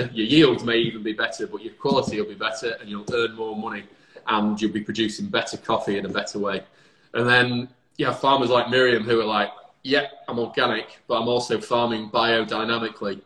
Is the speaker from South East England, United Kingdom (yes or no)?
no; Lincolnshire, East Midlands, United Kingdom; now in Manchester, United Kingdom; I'm from Lincolnshire, so it's lots of green space.